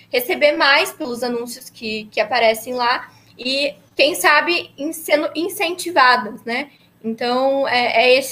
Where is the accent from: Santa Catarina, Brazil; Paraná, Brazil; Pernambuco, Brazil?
Paraná, Brazil; Ponta Grossa; a gente nasceu é, em Ponta Grossa mesmo, vivemos a vida inteira lá